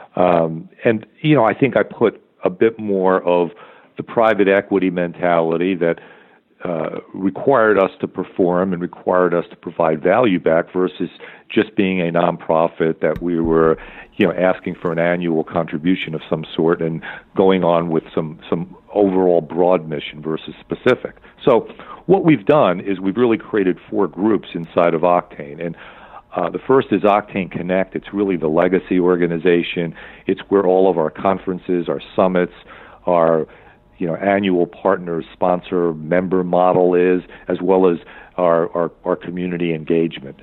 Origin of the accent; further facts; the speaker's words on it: East Coast, United States; also born or lived in Minneapolis; now in Orange County, United States; I'm from the East Coast